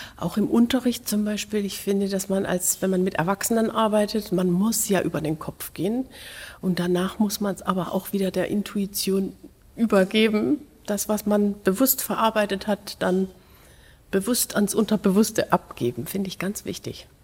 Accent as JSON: {"language": "German", "area": "Lahr", "region": "Baden-Württemberg", "country": "Germany", "tie": "born or raised there", "moved": "yes", "said": "dieser Musikschule in La, wo ich aufgewachsen bin"}